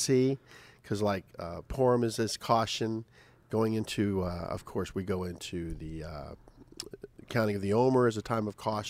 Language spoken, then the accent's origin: English; England, United Kingdom; Yeah, I'm an Englishman.